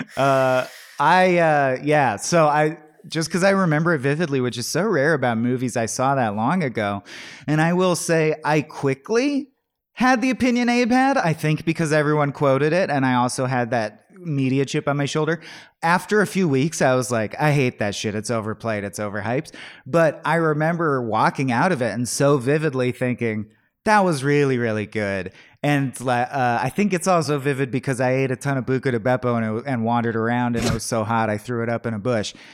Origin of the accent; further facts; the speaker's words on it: Southern California, United States; I grew up in Southern California